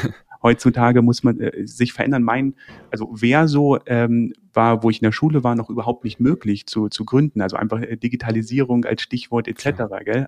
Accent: Landsberg am Lech, Bavaria, Germany; also born or lived in Braunschweig; Also ich bin im, im, im Süden äh, äh, Deutschlands aufgewachsen. Also geboren bin ich in Braunschweig, bin aber okay. mit sehr jungen Jahren äh, nach, nach dem Süden äh, oder sind wir in den Süden gezogen, Landsberg am Lech.

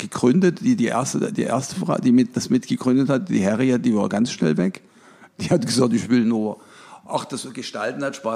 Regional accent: Dresden, Saxony, Germany; Ich bin aus Dresden.

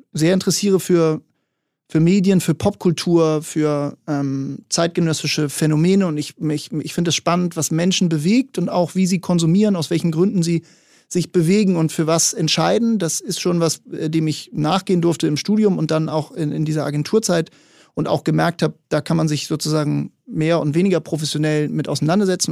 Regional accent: Hamburg, Germany; Ich bin hier in Hamburg groß geworden

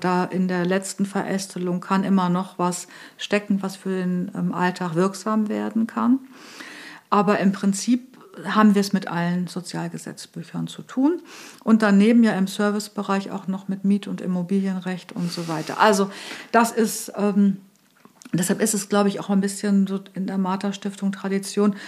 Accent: between Göttingen and Hanover, Lower Saxony, Germany; moved away as an adult; now in Hamburg, Germany; komme ursprünglich aus Niedersachsen, bin aufgewachsen zwischen Göttingen und Hannover.

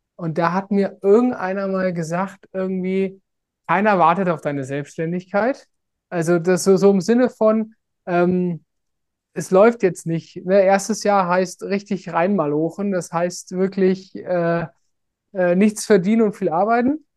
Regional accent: Germany; moved away; als Deutscher

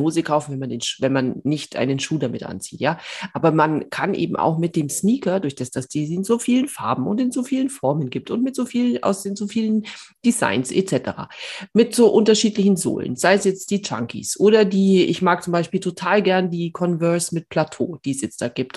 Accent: Bavaria, Germany; ich komme aus Bayern

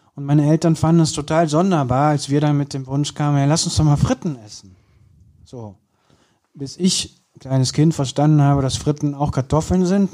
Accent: Kürten, North Rhine-Westphalia, Germany; now in Cologne, Germany; bei uns auf dem Land, ich komme ja aus Kürten

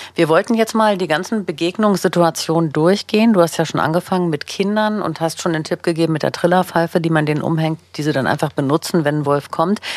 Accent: Berlin, Germany; ich bin ja selber auch Berlinerin, lebe in Berlin

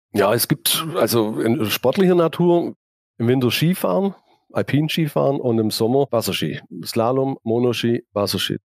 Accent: Laupheim, Baden-Württemberg, Germany; ich bin gebürtiger Laubheimer, habe mich schon immer mit der Stadt identifiziert

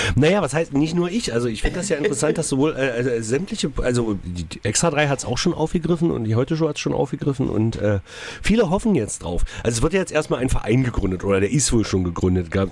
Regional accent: Magdeburg, Saxony-Anhalt, Germany; Bei uns in Magdeburg

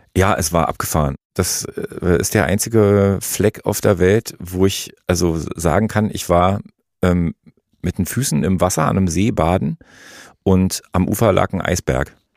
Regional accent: East Germany, Germany; ich bin in der DDR groß geworden

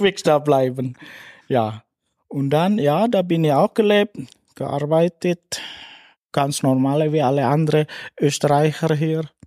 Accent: West Java, Indonesia; German is a second language; moved away as an adult; now in St. Anton am Arlberg, Austria; ich bin in Indonesien, ich bin in Tourismusresort auch gelebt, geboren mhm. und gelebt dort.

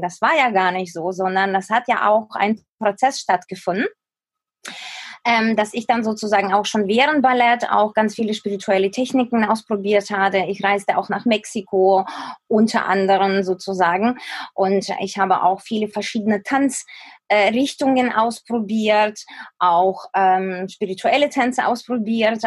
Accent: Ukraine; moved away as an adult; also born or lived in Kyiv; now in Germany; in der Ukraine, da wo ich aufgewachsen bin

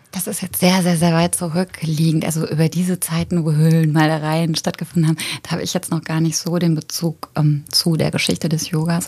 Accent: Germany; moved away as an adult; also born or lived in Paris; now in Cologne, Germany; ich komme nicht ursprünglich aus Köln, obwohl ich mich schon so ein bisschen wie Kölschmädche fühle. Ich komme aus der Eifel und wollte eigentlich äh, nach dem Abi so schnell wie möglich weg

